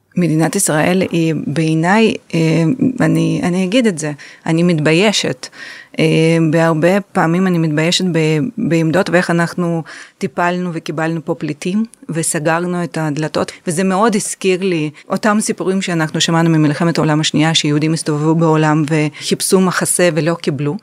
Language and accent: Hebrew; Ukraine; now in Israel; אני במקור מאוקראינה, נולדתי שם